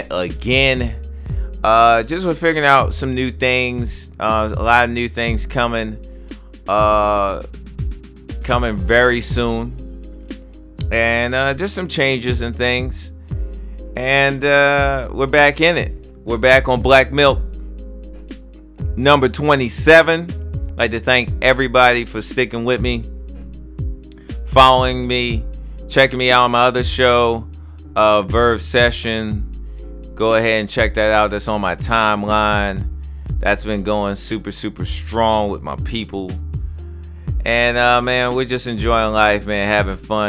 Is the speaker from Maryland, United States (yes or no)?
yes; Baltimore, Maryland, United States; I'm from Baltimore